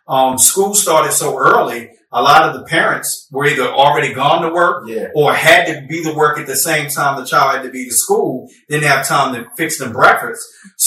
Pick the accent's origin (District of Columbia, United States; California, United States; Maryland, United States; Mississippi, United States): District of Columbia, United States; Washington; growing up in Washington, D.C.